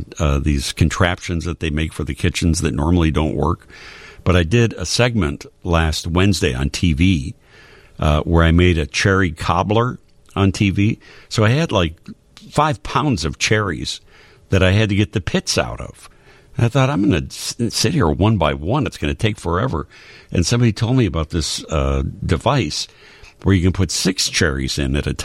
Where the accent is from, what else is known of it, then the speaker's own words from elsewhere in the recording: Glenview, Illinois, United States; I grew up in Glenview